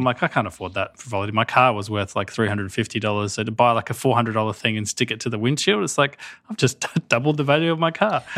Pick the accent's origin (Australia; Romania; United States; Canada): Australia; I'm Australian